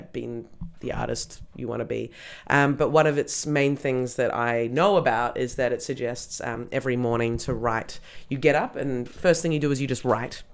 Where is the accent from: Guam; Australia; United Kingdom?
Australia; now in Berlin, Germany; growing up in Australia